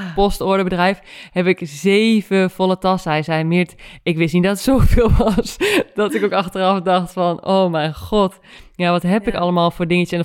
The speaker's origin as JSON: {"language": "Dutch", "town": "Winterswijk", "region": "Gelderland", "country": "Netherlands", "also_born_or_lived": "Randstad", "moved": "yes", "said": "Winterswijk rijd, waar ik vandaan kom"}